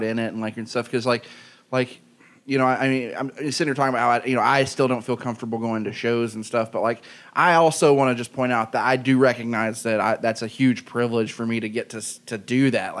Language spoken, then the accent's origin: English; Soddy-Daisy, Tennessee, United States; moved away; I grew up in Soddy Daisy, Tennessee